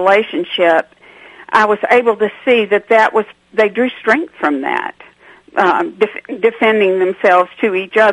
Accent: Atlanta, Georgia, United States; I'm not from a small town. I'm from Atlanta, Georgia.

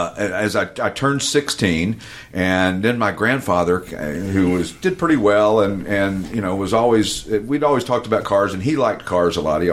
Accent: Knoxville, Tennessee, United States; Hey, listen, I grew up in East Tennessee in Knoxville.

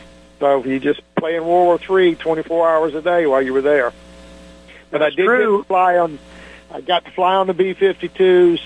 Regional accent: Tampa, Florida, United States; I was from Tampa, so I was close to home.

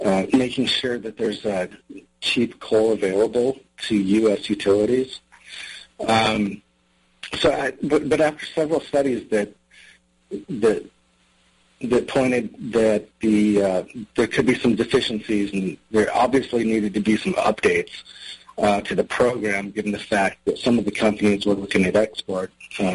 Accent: Wyoming, United States; I come from Wyoming, where I've reported on the energy industry for more than 16 years

